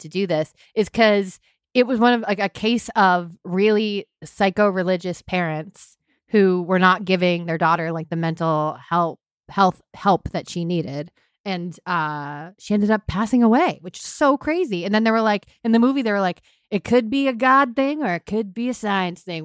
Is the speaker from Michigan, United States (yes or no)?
no; Hingham, Massachusetts, United States; I grew up in Massachusetts